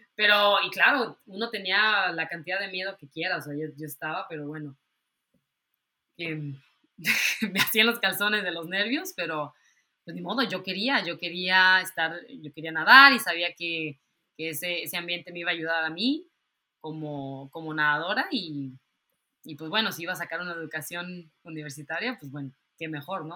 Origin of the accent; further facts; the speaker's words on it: Mexico; moved away; yo me tuve que salir de México por alguna razón